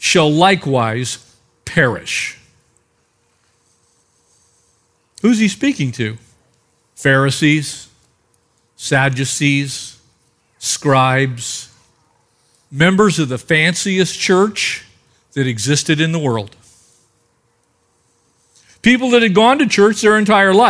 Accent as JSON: {"language": "English", "country": "United States", "said": "I'm an American"}